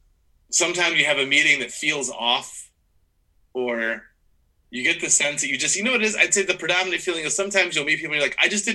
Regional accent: Midwest, United States; that person's from the East Coast and I'm from the Midwest.

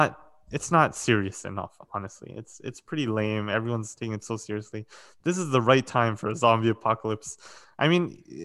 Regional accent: Ukraine; I'm from Ukraine. I don't care about comfort.

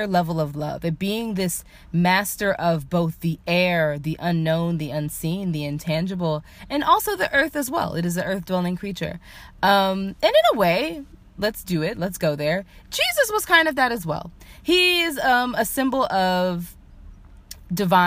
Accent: United States; I was raised in the United States

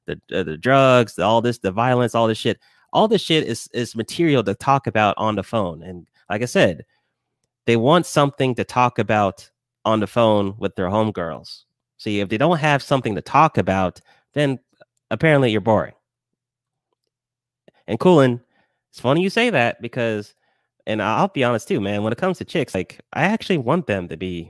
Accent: Lawrenceville, Georgia, United States; also born or lived in Decatur, Georgia; Yeah, I'm from Georgia, raised in Georgia. I was in Decatur for like a few years, and then I moved to Lawrenceville.

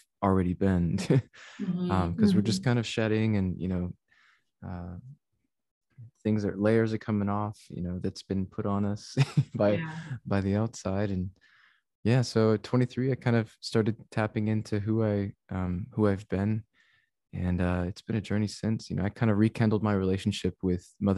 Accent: San Antonio, Texas, United States; San Antonio, Texas is my hometown

